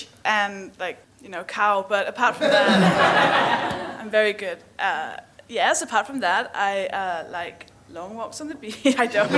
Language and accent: English; Denmark; English is a second language; I am a lady, and I am from Denmark.